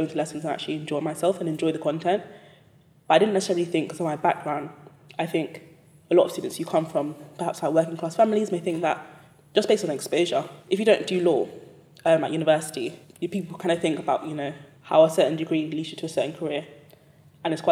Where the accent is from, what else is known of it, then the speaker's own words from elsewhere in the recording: London, United Kingdom; also born or lived in Cambridge / Newcastle / Silicon Valley; I'm from East London. I went to school in Hackney. I was born and raised there. East London girl through and through.